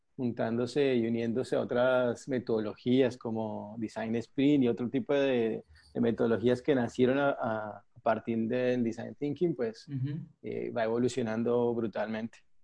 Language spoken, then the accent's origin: Spanish; Colombia; moved away as an adult; now in Argentina; soy colombiano, vivo en Argentina hace siete años